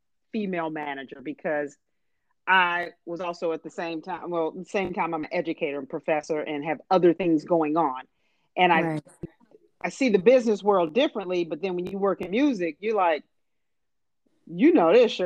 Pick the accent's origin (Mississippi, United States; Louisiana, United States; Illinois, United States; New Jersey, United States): Illinois, United States; Harvey; we're from Chicago, South Suburb, Harvey, Illinois